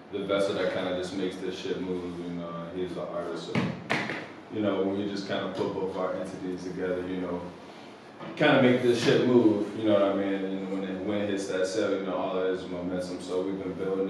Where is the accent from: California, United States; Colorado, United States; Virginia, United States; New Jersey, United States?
Virginia, United States; Amelia; I'm from a little small country town called Amelia, Virginia. You know what I mean? It's, you know, a little country town raised on 60 acres